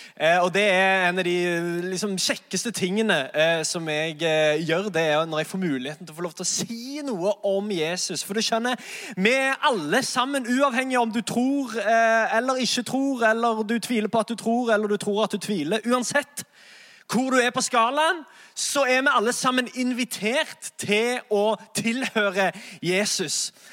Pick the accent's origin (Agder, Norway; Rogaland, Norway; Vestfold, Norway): Rogaland, Norway; Sandnes; moved away as an adult; now in Oslo, Norway; jeg er egentlig fra Sandnes